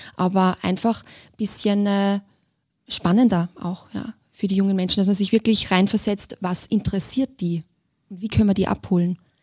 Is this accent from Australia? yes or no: no; Austria; moved away; ich bin Österreicherin